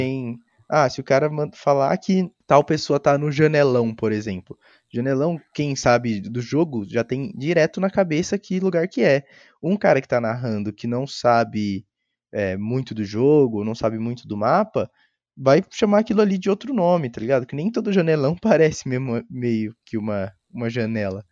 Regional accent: Brazil; a gente é brasileiro

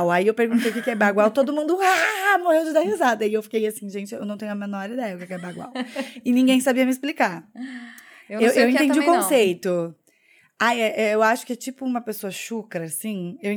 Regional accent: Curitiba, Paraná, Brazil; accent: Curitiba; now in Porto Alegre, Brazil; nossa, você é de Curitiba, você não tem sotaque. Só que quando eu tô em São Paulo, as pessoas falam que eu tenho sotaque de Curitiba.

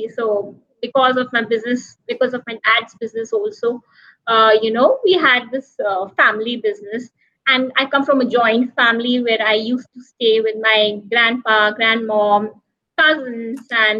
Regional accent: Roorkee, Uttarakhand, India; moved away as an adult; also born or lived in Delhi, India; now in Mumbai, India; I was born in Delhi, which is the capital city of the country. Uh-huh. And then I was brought up in Roorkee, which is a small

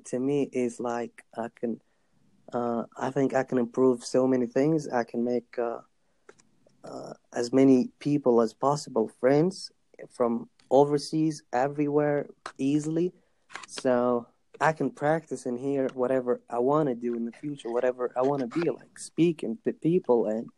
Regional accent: Afghanistan; I'm from Afghanistan

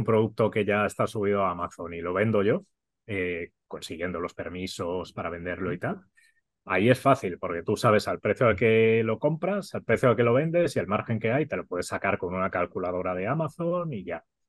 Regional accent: Catalonia, Spain; Soy súper catalán

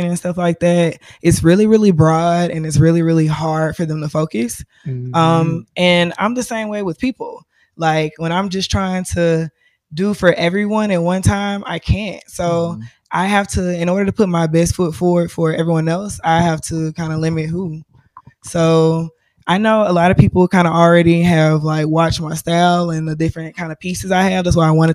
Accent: Mobile, Alabama, United States; moved away; I am originally from Mobile, Alabama.

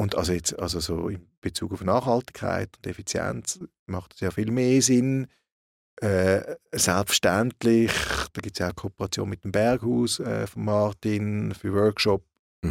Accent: Switzerland; bei uns in der Schweiz

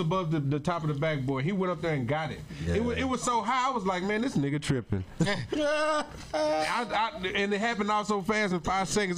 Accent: Dallas, Texas, United States; I'm from North Dallas.

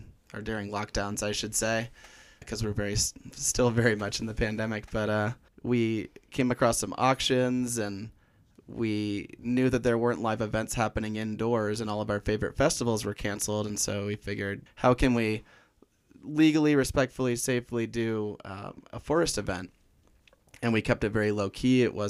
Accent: Orange County, California, United States; moved away as an adult; also born or lived in San Diego / Colorado; now in Flagstaff, United States; I grew up in Orange County, California, but candidly, when people ask me where I grew up, I say San Diego because I hated Orange County

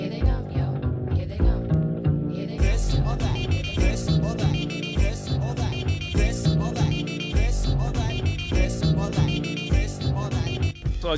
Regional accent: Toronto, Ontario, Canada; happened in my hometown. I was in grade 9 when it happened

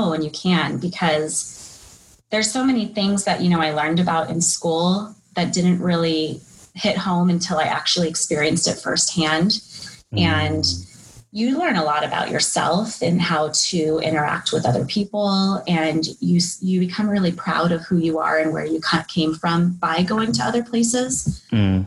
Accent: California, United States; moved away; also born or lived in Washington State; I grew up in California

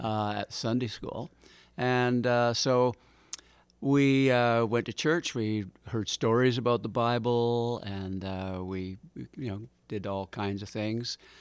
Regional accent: North Vancouver, British Columbia, Canada; also born or lived in Richmond, British Columbia; we came back to North Vancouver. Uh, I resumed going back to North Van High

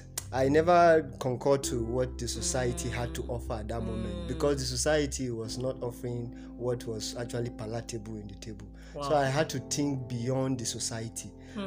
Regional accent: Masaka, Central Region, Uganda; Yes, I grew up in Masaka. And if you know Masaka very well, it's not... The society is full of moral decadence.

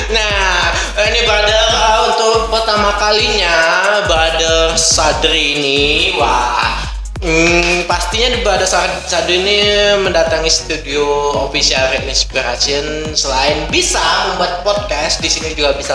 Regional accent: Riau Islands, Indonesia; Aku sendiri dari Kabupaten Lingga

